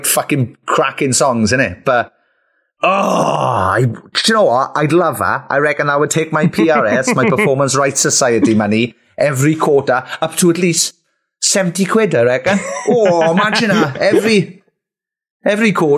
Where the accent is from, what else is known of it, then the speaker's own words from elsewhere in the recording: Wales, United Kingdom; we are from Wales